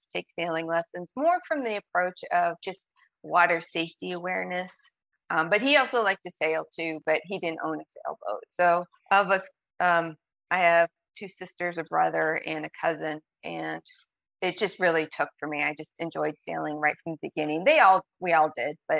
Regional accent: Erie, Pennsylvania, United States; also born or lived in Milwaukee, Wisconsin; now in New Bedford, United States; growing up in Erie, Pennsylvania

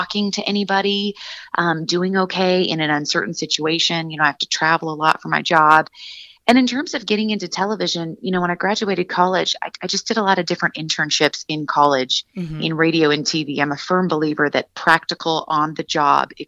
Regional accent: Seattle, Washington, United States; moved away as an adult; also born or lived in Santa Barbara, California; born and raised in Seattle, Washington

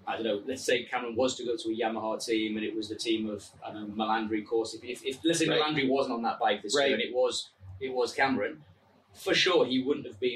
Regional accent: England, United Kingdom; accent: English; my English accent

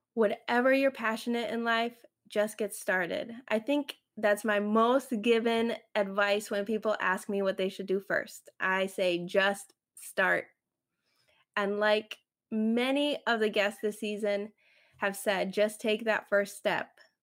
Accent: Chicago, Illinois, United States; first language Spanish; English is a second language; we were living in the suburbs of Chicago, close to Indiana. I grew up in the suburbs

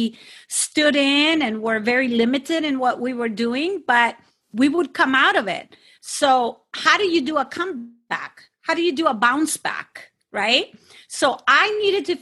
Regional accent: Sinaloa, Mexico; I am from Mexico and I am specifically from Sinaloa

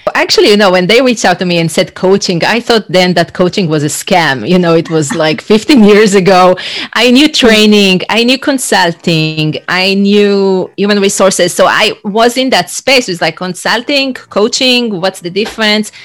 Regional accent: Israel; moved away as an adult; now in United States; I'm originally from Israel and I used to work in human resources, training, and change management

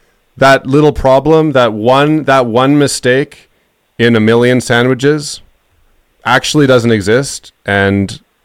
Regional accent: Canada; No, I'm just a Canadian that prank calls people when I stream.

